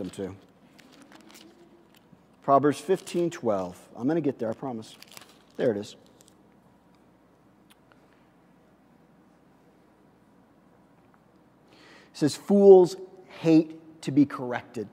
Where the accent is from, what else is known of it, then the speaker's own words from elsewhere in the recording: Missouri, United States; I grew up in Missouri